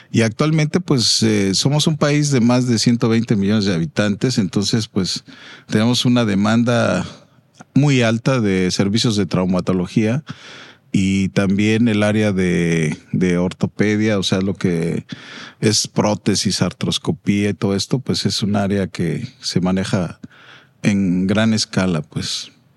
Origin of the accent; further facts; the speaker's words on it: Mexico City, Mexico; vengo de México, país y de la Ciudad de México.